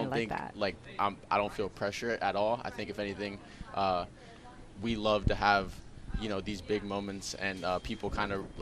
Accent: South Florida, United States; growing up in South Florida, it's just a blessing

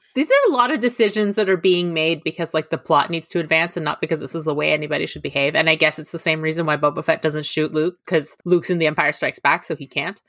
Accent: Toronto, Ontario, Canada; accent: GTA Canadian; It's like a G T A Canadian accent

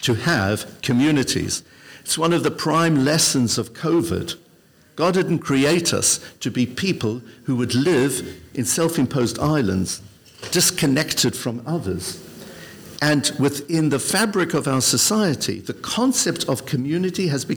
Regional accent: Benoni, Gauteng, South Africa; now in London, United Kingdom; When I was at the most impressionable age, I was growing up in South Africa. My father then was a rabbi. His very first position was in a town called Benoni, just 20 miles outside of Johannesburg

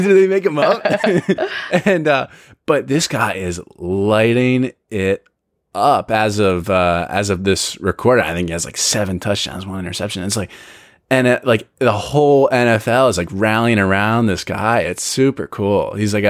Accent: Philadelphia, Pennsylvania, United States; I'm from Philadelphia

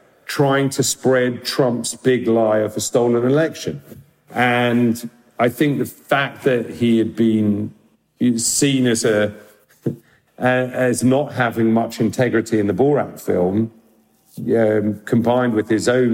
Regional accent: London, United Kingdom; I grew up in London, in Northwest London

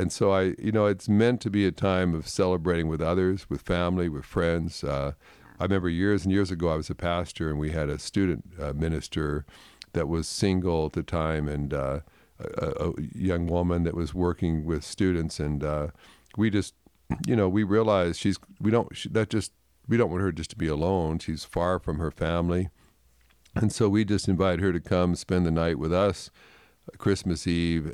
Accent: Canada; growing up in Canada

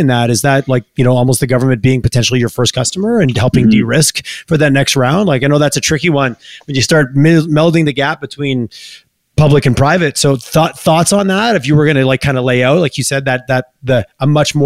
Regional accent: Quebec, Canada; now in Alberta, Canada; I grew up in Quebec

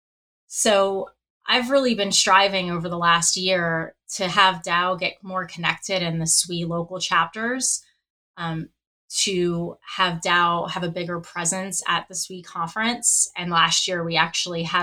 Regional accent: New Orleans, Louisiana, United States; when I grew up in New Orleans, I went to an all-girls high school

